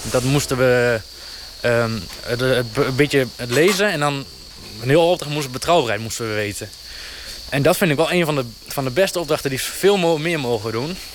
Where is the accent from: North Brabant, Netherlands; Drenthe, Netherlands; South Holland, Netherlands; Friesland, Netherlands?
Drenthe, Netherlands; Noord-Sleen; Ik ben eh … uh, 23 jaar en eh, ik kom uit Noordsleen.